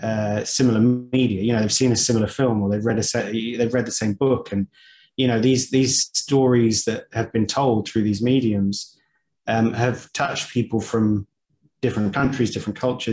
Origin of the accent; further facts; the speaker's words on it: Dubai, United Arab Emirates; Growing up in Dubai, like I it's a very multicultural place.